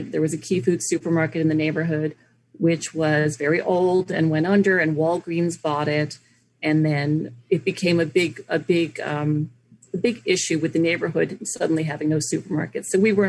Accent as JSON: {"language": "English", "town": "New York City", "region": "New York", "country": "United States", "tie": "born or raised there", "also_born_or_lived": "Windsor Terrace, Brooklyn", "said": "I grew up in the Village, right in the center of Village, right off Fifth Avenue"}